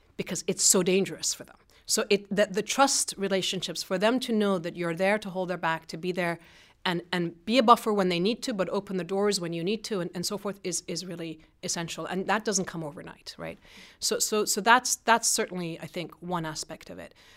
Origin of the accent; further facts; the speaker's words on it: Iran; moved away; I grew up in Iran at an American school, international school